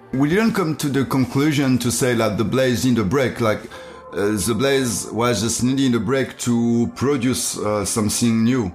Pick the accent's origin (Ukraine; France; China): France; English is a second language; my my hometown like i'm i'm come from um, a little city in um, in countryside